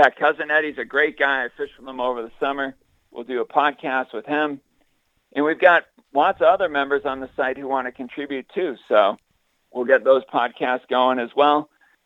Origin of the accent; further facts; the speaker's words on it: Sagamore Beach, Massachusetts, United States; that small little pond that I fished growing up in Sagamore Beach